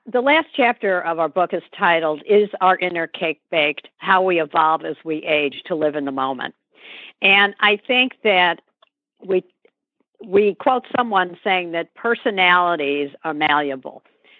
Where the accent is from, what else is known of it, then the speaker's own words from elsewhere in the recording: St. Louis, Missouri, United States; moved away as an adult; now in New York City, United States; which is what I had to do in St. Louis, going from a large condo to a one-bedroom, one-bath apartment, giving up many childhood friendships because it's where I grew up